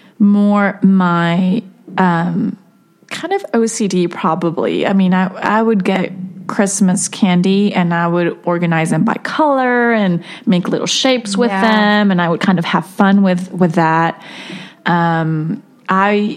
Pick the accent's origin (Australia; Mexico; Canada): Mexico; moved away; I grew up in Mexico, and the culture in schools, it's changed now, but back then, it really wasn't as it is here